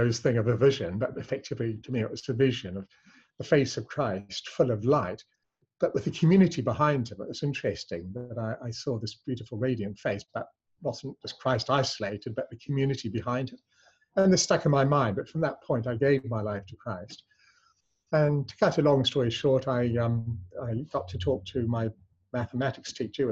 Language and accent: English; New Zealand; also born or lived in England; I was born in England but raised in New Zealand